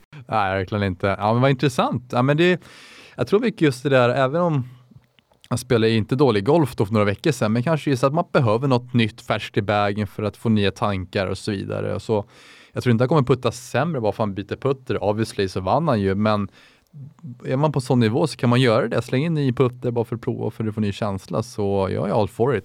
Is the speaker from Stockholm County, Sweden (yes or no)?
yes; Täby, Stockholm County, Sweden; Jag är 24 år gammal, kommer från Täby